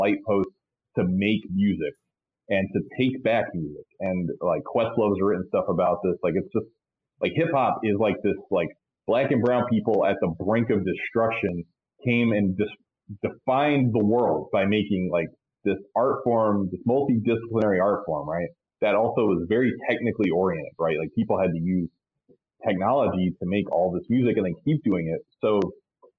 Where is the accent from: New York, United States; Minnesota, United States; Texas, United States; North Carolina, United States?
New York, United States; I grew up in New York